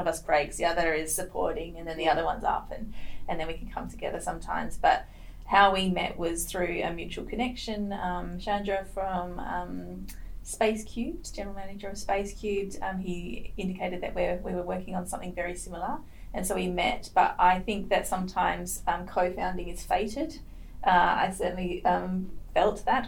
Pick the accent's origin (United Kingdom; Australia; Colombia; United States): Australia; Perth, Western Australia; I'm Perth born and bred. Um, what we WA people called sand gropers. I am truly a sand groper